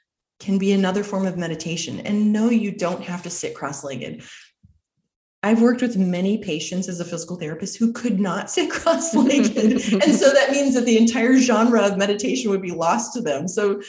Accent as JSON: {"language": "English", "region": "Arizona", "country": "United States", "said": "I'm from Arizona."}